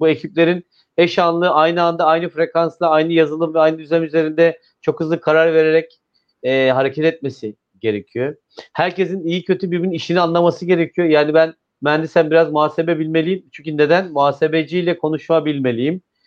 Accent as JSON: {"language": "Turkish", "region": "İzmir", "country": "Turkey", "said": "ben bir İzmirli olarak, bir veli olarak"}